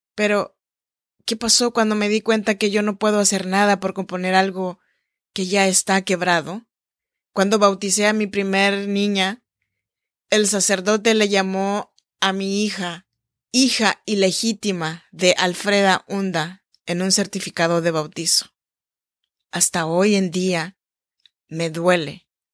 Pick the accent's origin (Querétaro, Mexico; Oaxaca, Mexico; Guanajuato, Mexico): Oaxaca, Mexico; Chinantla region; moved away as an adult; now in Sacramento, United States; soy nacida en Oaxaca, México en la región chinanteca. Y estoy grabando este podcast desde Sacramento, California, en donde vivo desde hace ya 14 años.